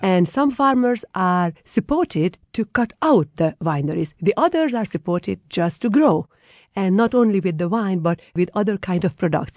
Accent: Hungary

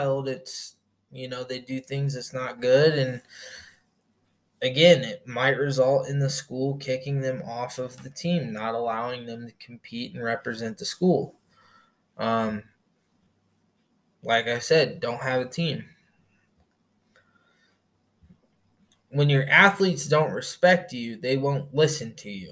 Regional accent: Indiana, United States; moved away; I'm from back in the States, I'm from Indiana

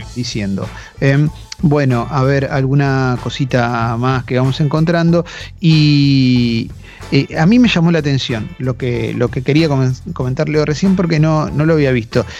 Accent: Argentina

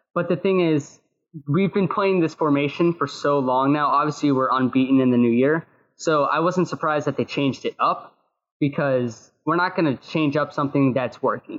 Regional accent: North Carolina, United States; we're from North Carolina

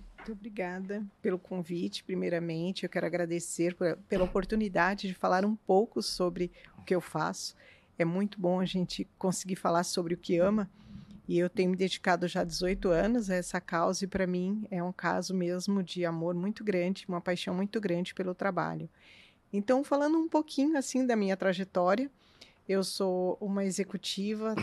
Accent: São Paulo, Brazil; moved away as an adult; now in Curitiba, Brazil; eu não nasci aqui, eu nasci em São Paulo

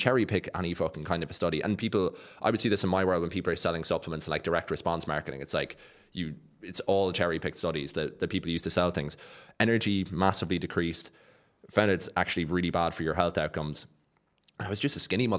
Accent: Ireland; moved away as an adult; now in Dubai, United Arab Emirates; being Irish, that doesn't happen back home

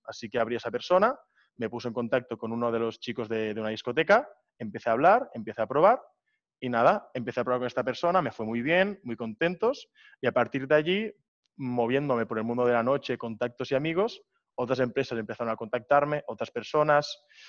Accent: Barcelona, Catalonia, Spain; moved away as an adult; now in Prague, Czech Republic; yo tengo 21 años, soy de Barcelona

